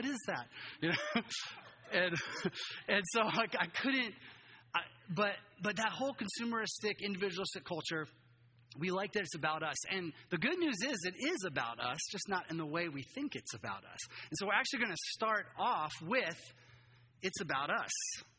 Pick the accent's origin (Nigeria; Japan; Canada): Japan; moved away as an adult; now in United States; I grew up in Japan. My whole life, I came back to the U.S. I was like, I've never experienced this before. It's completely different. And, you know, as a third culture kid growing up there, only white kid in my school